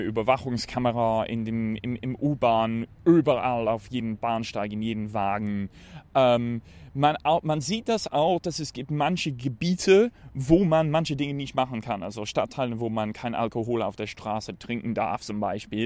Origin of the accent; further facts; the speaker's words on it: United Kingdom; German is a second language; now in Denmark; ich komme aus Großbritannien, wohne in Dänemark